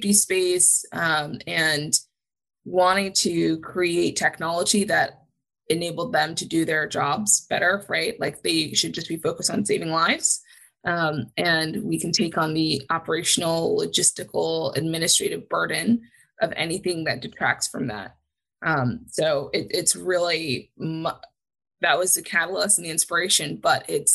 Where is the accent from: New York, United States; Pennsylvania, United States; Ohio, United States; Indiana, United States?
New York, United States; Huntington; my father was a volunteer EMT when I was growing up on Long Island in Huntington